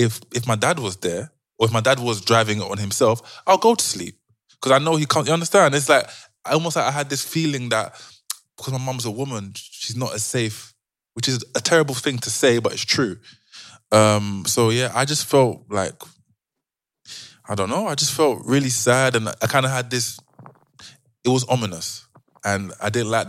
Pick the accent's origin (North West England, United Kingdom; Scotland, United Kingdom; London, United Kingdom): London, United Kingdom; I'm from South East